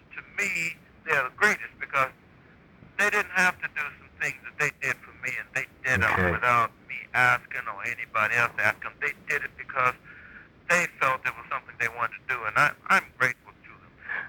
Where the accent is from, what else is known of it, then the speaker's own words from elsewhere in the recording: Mississippi, United States; moved away; before leaving Mississippi, my home state